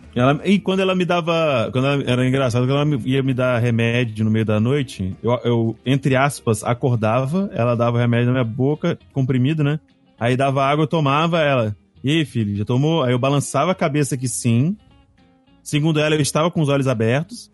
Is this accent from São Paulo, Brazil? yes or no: no; Cachoeiro de Itapemirim, Espírito Santo, Brazil; moved away; Cachoeiro, que é onde eu nasci